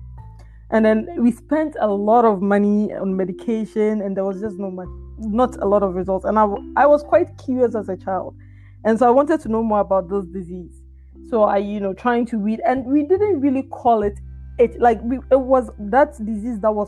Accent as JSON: {"language": "English", "country": "Ghana", "tie": "born or raised there", "moved": "yes", "said": "growing up in Ghana"}